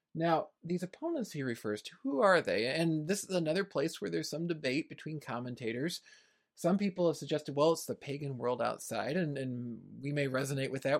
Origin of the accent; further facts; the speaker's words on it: United States; my own country here in the United States